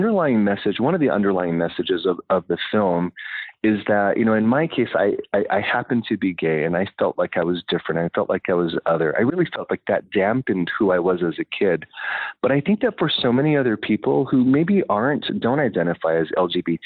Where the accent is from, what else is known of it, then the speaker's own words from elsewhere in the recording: Hawaii, United States; moved away as an adult; also born or lived in Utah / Salt Lake City; even though I grew up in Hawaii